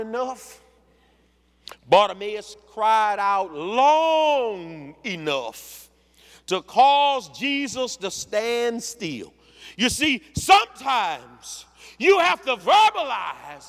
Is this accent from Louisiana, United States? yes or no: yes; Louisiana, United States; I'm from Louisiana